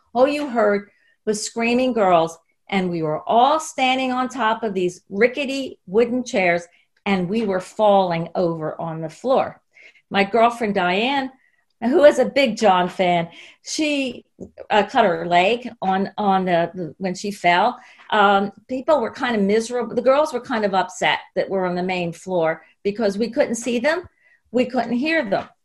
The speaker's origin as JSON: {"language": "English", "country": "United States", "said": "one of the things that we did as American girls is a lot of us immediately got British pen pals"}